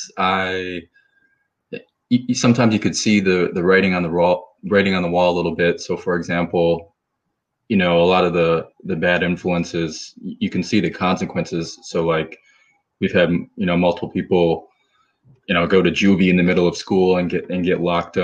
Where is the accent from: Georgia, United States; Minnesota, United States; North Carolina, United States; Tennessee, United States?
Minnesota, United States; St. Paul; moved away as an adult; also born or lived in Tulsa, Oklahoma; I grew up in St. Paul, Minnesota